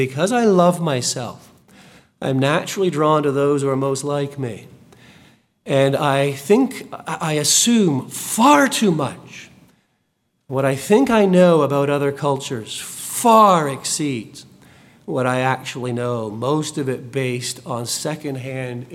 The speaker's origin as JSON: {"language": "English", "country": "United Kingdom", "moved": "yes", "lives_now": "Texas, United States", "said": "I am still, it will never change, of British heritage, both Scotch and English"}